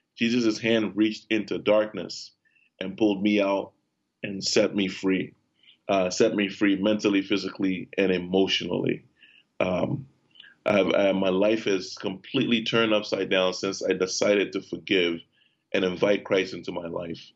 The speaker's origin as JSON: {"language": "English", "country": "Liberia", "tie": "born or raised there", "moved": "yes", "said": "I was born in Liberia, West Africa, in 1979."}